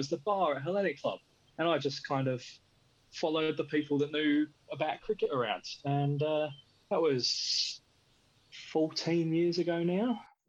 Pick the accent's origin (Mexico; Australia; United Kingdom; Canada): United Kingdom; England; Growing up in England